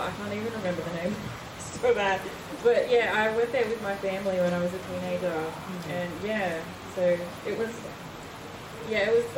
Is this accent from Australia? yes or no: yes; Australia; I grew up in Morpera with my parents